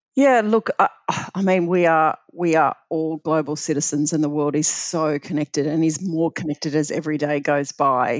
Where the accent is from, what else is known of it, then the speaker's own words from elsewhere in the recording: Bathurst, New South Wales, Australia; growing up in Bathurst was just, uh, phenomenal